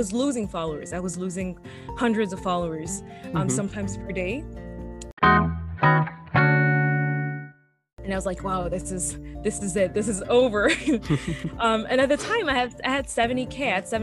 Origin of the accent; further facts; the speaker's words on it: France; moved away; also born or lived in Mauritius (ancestry); I'm originally born in France, but my origins are from Mauritius Island, which is an island next to Madagascar in Africa in the Indian Ocean.